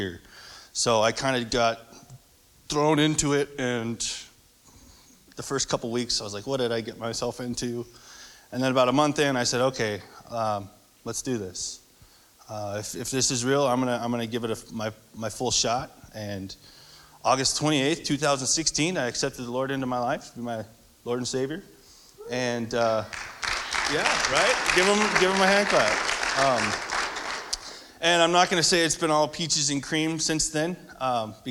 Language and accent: English; Central California, United States; I grew up in Central California.